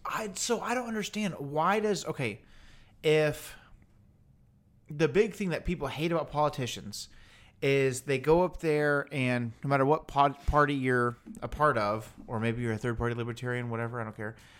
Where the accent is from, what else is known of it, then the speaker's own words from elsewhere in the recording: Houston, Texas, United States; we're obviously from Houston, Texas